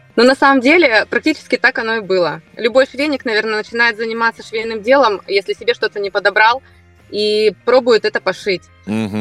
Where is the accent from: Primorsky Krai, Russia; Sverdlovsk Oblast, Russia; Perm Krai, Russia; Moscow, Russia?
Primorsky Krai, Russia; Vladivostok; я из Владивостока